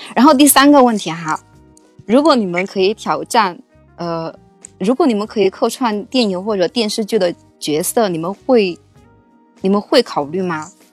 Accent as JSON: {"language": "Chinese", "region": "Chongqing", "country": "China", "said": "我是重庆的，所以我可能哦，嗨。发音不太标准"}